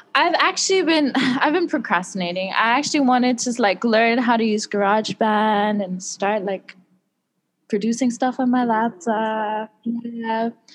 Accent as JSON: {"language": "English", "country": "South Africa", "moved": "as an adult", "lives_now": "Taiwan", "said": "I'm from South Africa"}